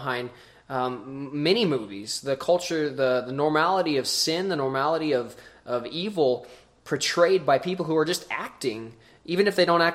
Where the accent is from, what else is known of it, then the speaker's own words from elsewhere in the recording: Lewistown, Montana, United States; born and raised in Lewistown, Montana, Big Sky Country.